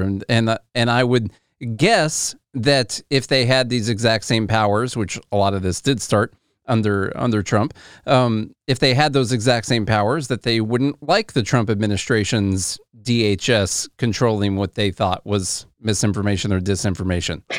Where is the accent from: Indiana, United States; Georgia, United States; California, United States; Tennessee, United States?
Tennessee, United States; I'm from Tennessee